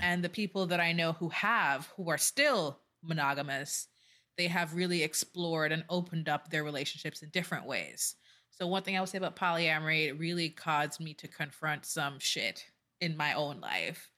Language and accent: English; Jamaica; I'm Jamaican